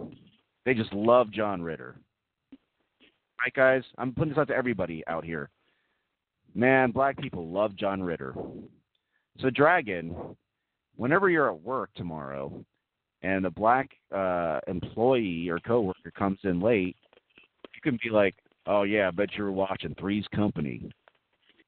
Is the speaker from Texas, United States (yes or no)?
yes; Texas, United States; I grew up in Texas